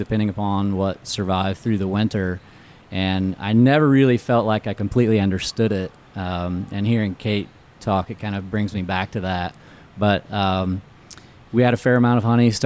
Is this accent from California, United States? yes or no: no; Indiana, United States; born or raised there